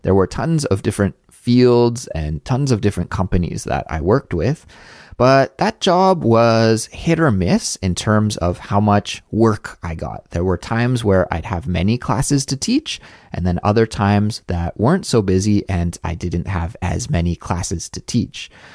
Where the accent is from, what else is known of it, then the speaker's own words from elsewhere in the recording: Canada; moved away as an adult; also born or lived in Montreal, Canada; now in South Korea; a Canadian living abroad in South Korea